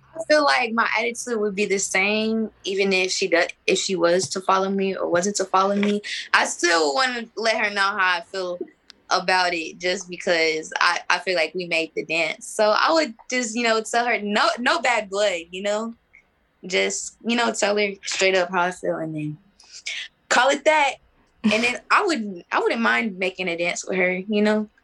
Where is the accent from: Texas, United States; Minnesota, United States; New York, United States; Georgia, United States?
Texas, United States; I was born in Texas